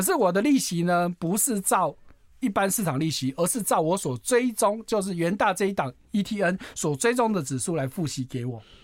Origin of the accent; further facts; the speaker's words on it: Taiwan; 我们台湾人口就两千多万